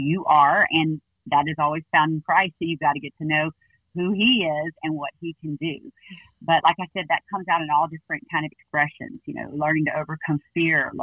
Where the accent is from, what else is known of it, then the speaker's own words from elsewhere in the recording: Baton Rouge, Louisiana, United States; moved away as an adult; now in Northwest Arkansas, United States; we're originally from Baton Rouge, and we moved to Arkansas to plant our church, and we love it here.